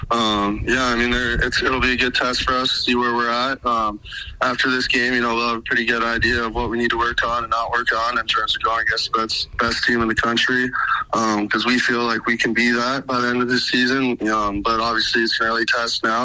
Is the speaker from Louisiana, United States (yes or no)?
no; Bozeman, Montana, United States; I was obviously growing up in Bozeman, Montana.